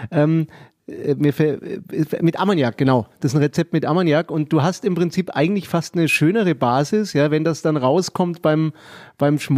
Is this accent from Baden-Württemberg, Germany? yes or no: no; Nuremberg, Bavaria, Germany; ich bin ja auch ein Nürnberger und ich finde es toll, muss ich sagen, was wir hier in Nürnberg haben.